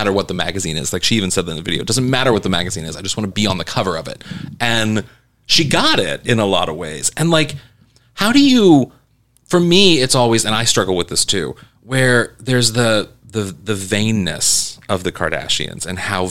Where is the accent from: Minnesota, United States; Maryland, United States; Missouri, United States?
Missouri, United States; moved away; I come from Missouri, and like, I'm used to people making fun of where I come from